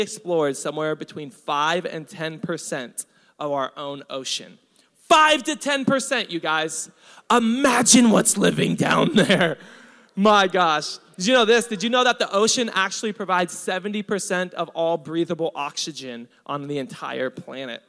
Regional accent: Hawaii, United States; I'm Hawaiian.

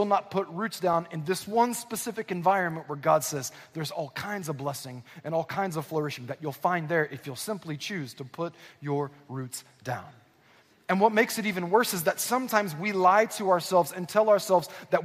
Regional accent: Southern California, United States; born or raised there; also born or lived in Northwest Arkansas

